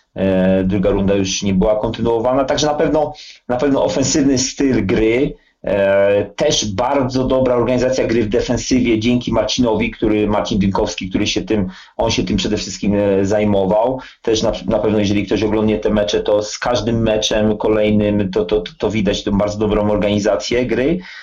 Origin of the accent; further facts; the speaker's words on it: Wrocław, Lower Silesian Voivodeship, Poland; się urodziłem w Wrocławiu. E, mój tata grał w latach 60., 70. w Śląsku Wrocław, a ja się wychowałem na jednym z, na jednym z podwórek e, wrocławskich, na Hubach